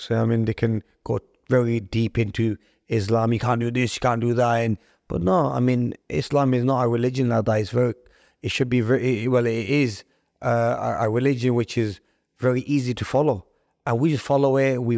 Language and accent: English; United Kingdom; I um, was raising the flag for Pakistan, even though I'm British. And I was proud of my dual nationality